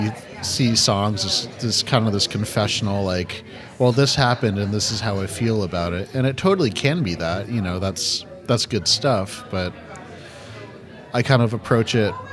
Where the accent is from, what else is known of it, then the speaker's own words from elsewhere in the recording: New England, United States; I grew up in New England, you know, kind of a reserved